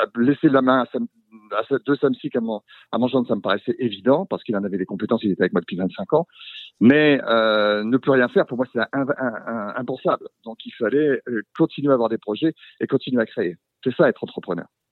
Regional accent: Brittany, France; nous sommes des Bretons

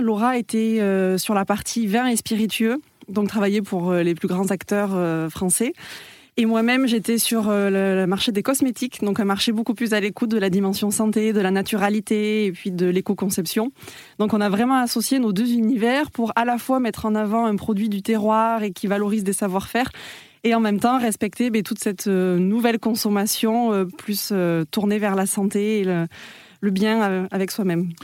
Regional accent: Toulouse, Occitania, France; je suis toulousaine

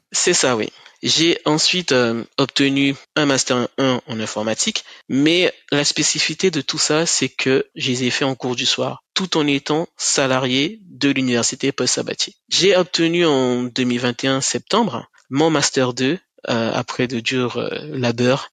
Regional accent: Cayenne, French Guiana; moved away as an adult; also born or lived in Kourou / Toulouse; je suis originaire de la Guyane, principalement de la ville de Cayenne

